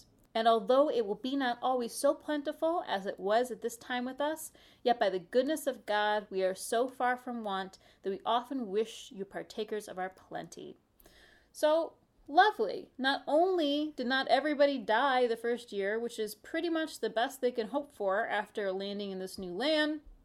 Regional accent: Midwest, United States; I'm also speaking as a Midwesterner

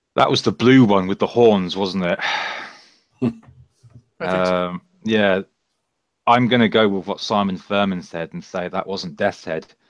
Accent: Bedford, East of England, United Kingdom; my hometown of Bedford

